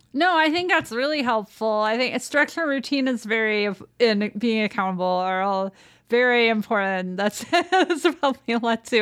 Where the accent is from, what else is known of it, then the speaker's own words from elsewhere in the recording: Downers Grove, Illinois, United States; I actually grew up in Downers Grove, Illinois